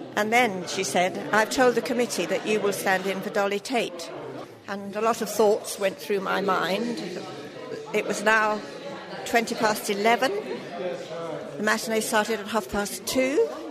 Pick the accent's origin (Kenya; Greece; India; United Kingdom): United Kingdom; London; now in Stratford-upon-Avon, United Kingdom; I come from London originally